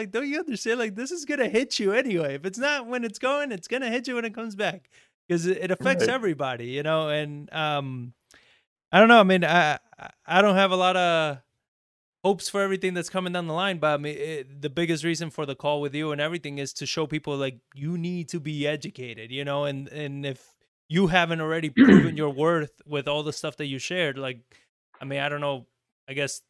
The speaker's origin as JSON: {"language": "English", "country": "Argentina", "also_born_or_lived": "Spain", "said": "it's just terrible because I came from Argentina. I lived in Spain for about 4 years."}